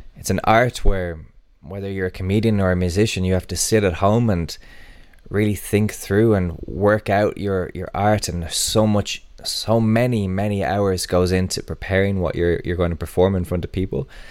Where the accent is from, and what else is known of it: Ireland